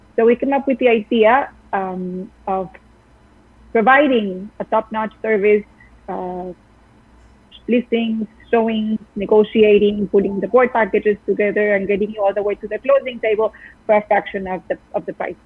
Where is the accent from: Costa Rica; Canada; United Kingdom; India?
Costa Rica; moved away as an adult; now in New York, United States; I'm from Costa Rica. I've been in New York for eight years